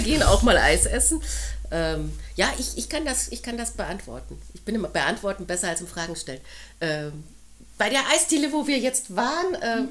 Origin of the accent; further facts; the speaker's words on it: Munich area, Bavaria, Germany; Ich bin im Raum München aufgewachsen